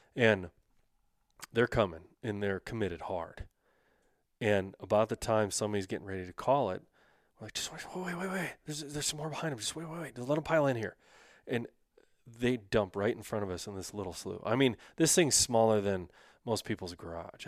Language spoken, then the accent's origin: English; North Dakota, United States; I was raised in North Dakota